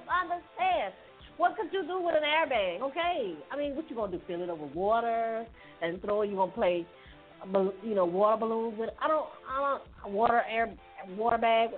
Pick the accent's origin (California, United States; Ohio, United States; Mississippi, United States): Mississippi, United States; Hattiesburg; moved away; my hometown, Hattiesburg